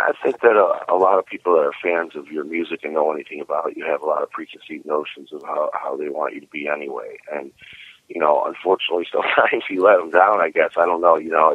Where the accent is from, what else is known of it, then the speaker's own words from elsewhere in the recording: Cleveland, Ohio, United States; now in Florida, United States; I was born and raised in Cleveland. I've been in Florida for about 5 years now, though.